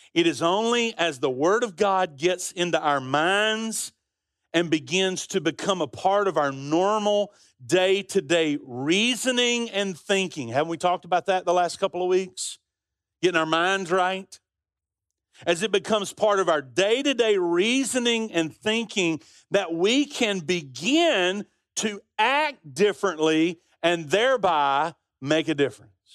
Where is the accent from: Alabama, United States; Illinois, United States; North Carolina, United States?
Alabama, United States; Birmingham; We grew up on Avenue, uh, P in Central Park in Birmingham